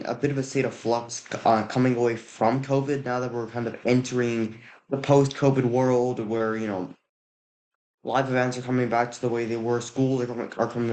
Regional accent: San Jose, California, United States; I am an 11th grader from San Jose, California.

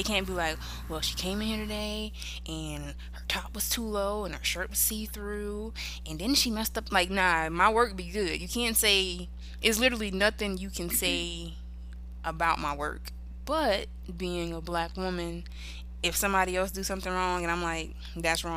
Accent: South Carolina, United States; I'm black. I'm from South Carolina

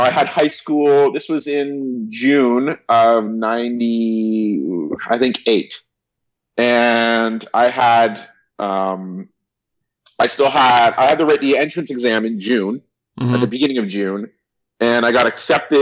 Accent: Canada; born or raised there; also born or lived in Burbank, California; now in Toronto, Canada

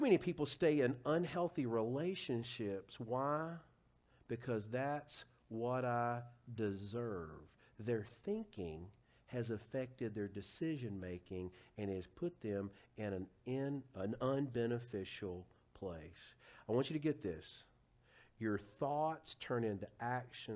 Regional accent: Huntsville, Alabama, United States; my hometown of Huntsville

